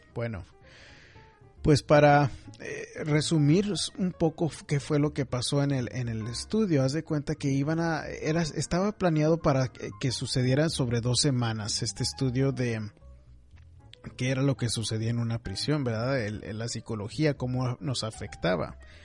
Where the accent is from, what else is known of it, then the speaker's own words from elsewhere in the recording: McAllen, Texas, United States; now in Houston, United States; Yo en lo personal crecí en McAllen, me crié en McAllen